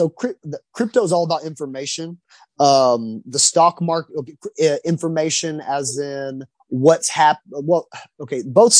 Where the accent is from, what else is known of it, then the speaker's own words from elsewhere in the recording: Waxahachie, Texas, United States; She and I grew up in Waxahachie High School together